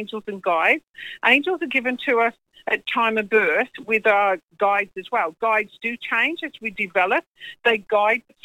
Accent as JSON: {"language": "English", "region": "England", "country": "United Kingdom", "moved": "yes", "lives_now": "New Zealand", "said": "I'm English. I live in New Zealand. Been there 39 years now."}